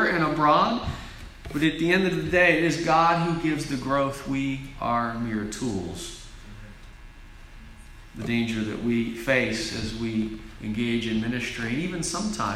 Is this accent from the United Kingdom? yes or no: no; United States; As American Christians